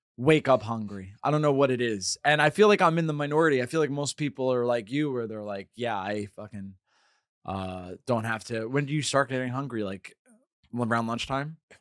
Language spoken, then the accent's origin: English; Hudson Valley, New York, United States; I'm from the Hudson Valley